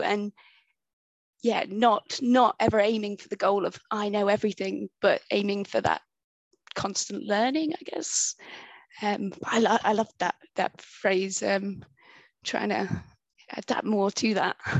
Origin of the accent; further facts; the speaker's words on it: United Kingdom; accent: British; also born or lived in Bristol; identify me as, as the British voice